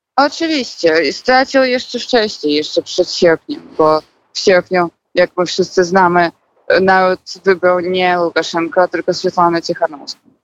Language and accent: Polish; Minsk, Belarus; moved away as an adult; now in Poland; ja pochodzę z Mińska